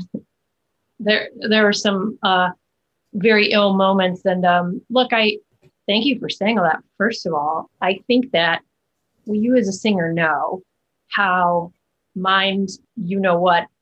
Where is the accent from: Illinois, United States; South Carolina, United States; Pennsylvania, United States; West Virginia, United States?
Illinois, United States; Chicago; moved away; growing up in the Chicago theater community